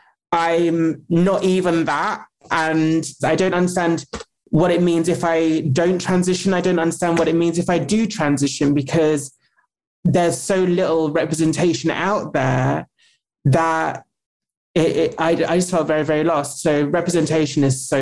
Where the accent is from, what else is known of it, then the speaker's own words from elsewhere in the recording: United Kingdom; I'm British